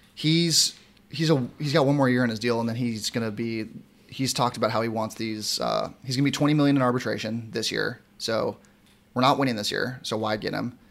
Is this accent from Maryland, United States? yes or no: no; San Diego, California, United States; I'm born and raised in San Diego